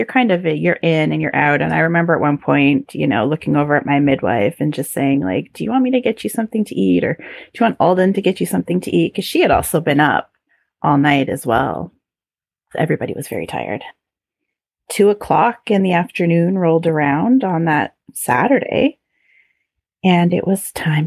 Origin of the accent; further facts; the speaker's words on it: Canada; being very Canadian